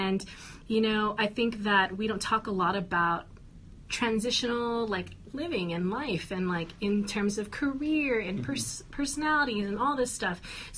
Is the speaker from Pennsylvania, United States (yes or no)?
no; New York, United States; background being from hailing from New York before this coming here